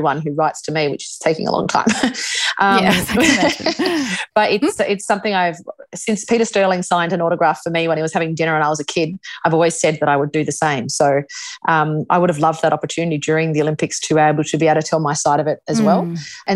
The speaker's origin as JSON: {"language": "English", "country": "Australia", "said": "we're Australian"}